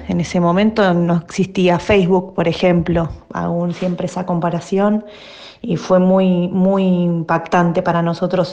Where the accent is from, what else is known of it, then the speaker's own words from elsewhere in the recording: Aldo Bonzi, Buenos Aires Province, Argentina; also born or lived in Bernal; yo en realidad nací en Bernal, en Bernal Oeste. Viví, cuando nací, viví un tiempo con, mis abuelos maternos, que eran dos gallegos que, vivían en Bernal. Eh, y luego de ahí nos, mudamos a Aldo Bonzi